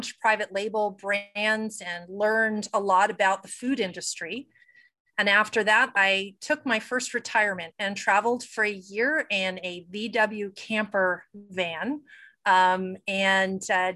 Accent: Saratoga Springs, New York, United States; moved away as an adult; also born or lived in Utah; I grew up back east. So around Saratoga, New York, upstate

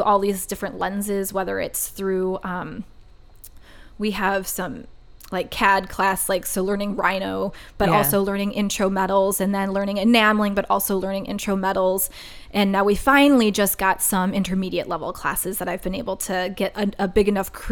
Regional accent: Wisconsin, United States; I'm from Wisconsin

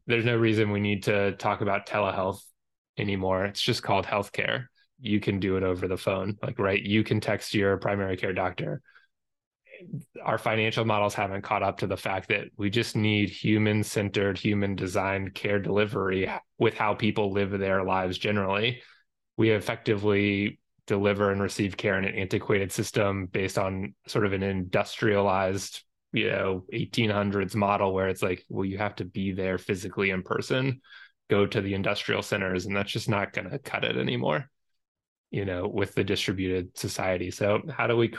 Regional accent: Georgia, United States; I'm from Georgia.

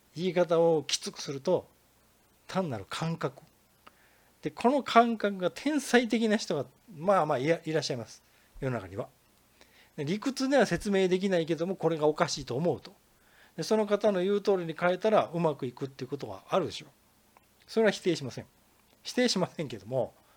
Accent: Kansai, Japan; accent: Kansai intonation; まあ、関西人なんですよ。イントネーションをお聞きいただいたらわかると思いますけど。

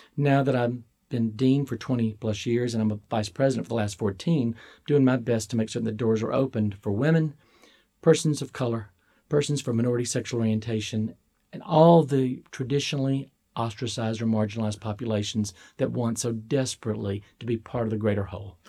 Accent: Starkville, Mississippi, United States; I was born in Starkville, Mississippi.

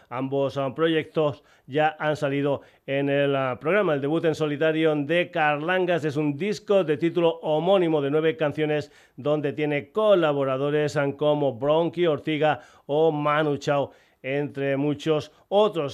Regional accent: Extremadura, Spain; mi tierra. En Extremadura

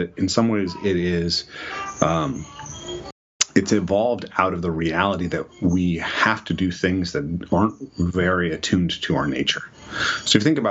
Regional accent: Skagit County, northeast of Seattle, Washington, United States; I grew up an hour and a half northeast of Seattle in the Skagit County, which is a rural area

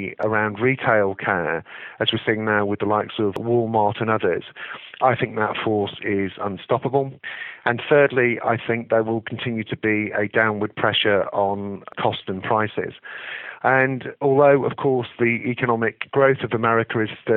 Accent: England, United Kingdom; as an Englishman

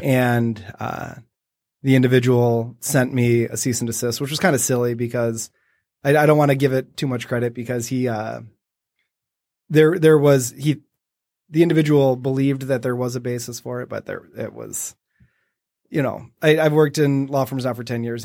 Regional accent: Detroit, Michigan, United States; it's my hometown. It's what I love

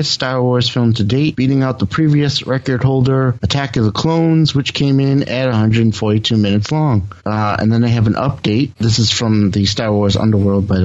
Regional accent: Boston, Massachusetts, United States; I'm from Boston, Massachusetts

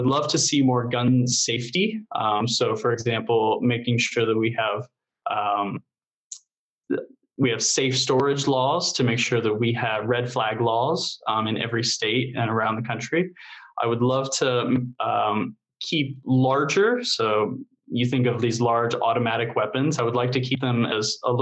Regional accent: Indiana, United States; I grew up here in Indiana

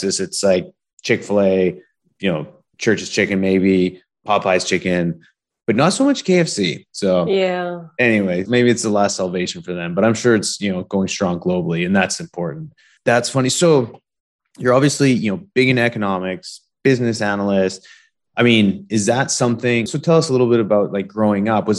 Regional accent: Canada; I'm from Canada

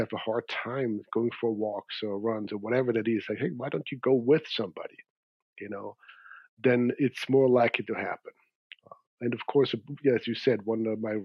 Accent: Zurich, Switzerland; moved away; I grew up in Switzerland in Zurich

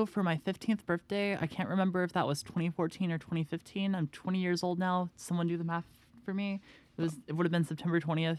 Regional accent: Franklin, Tennessee, United States; I grew up in Franklin. It's like 45 minutes outside of Nashville, maybe less.

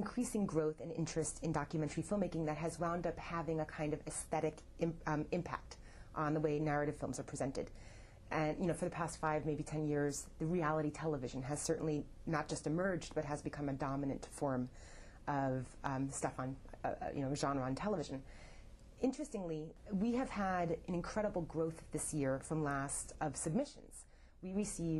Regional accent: New York City, New York, United States; Growing up in New York City, my father was the founder

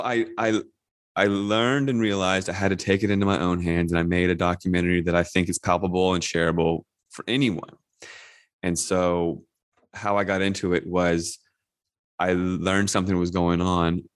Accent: Northern Virginia, United States; I grew up in Northern Virginia, just outside of DC

